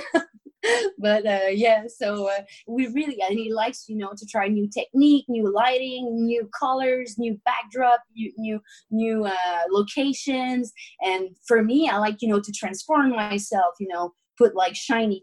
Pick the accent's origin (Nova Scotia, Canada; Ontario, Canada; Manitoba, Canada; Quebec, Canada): Quebec, Canada; Victoriaville; Victoriaville, which is my hometown